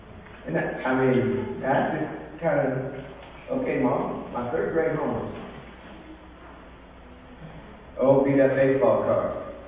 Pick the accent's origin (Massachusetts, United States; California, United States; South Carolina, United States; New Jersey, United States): California, United States; It's El Dorado time in my hometown of California.